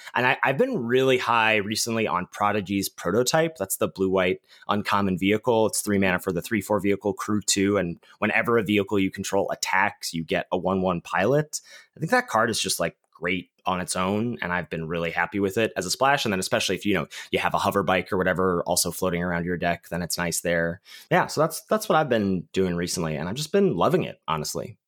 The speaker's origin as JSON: {"language": "English", "town": "Pittsburgh", "region": "Pennsylvania", "country": "United States", "tie": "born or raised there"}